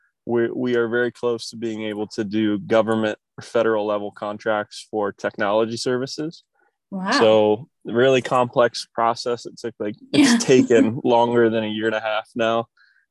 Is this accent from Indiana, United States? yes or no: yes; Kokomo, Indiana, United States; moved away as an adult; I grew up in the Midwest, a small, you know, more blue collar town called Kokomo, Indiana